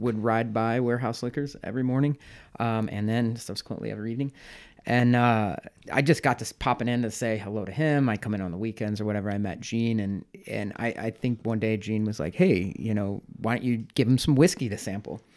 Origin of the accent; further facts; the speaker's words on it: St. Louis, Missouri, United States; moved away as an adult; also born or lived in New York City; now in Chicago, United States; I'm from Saint Louis originally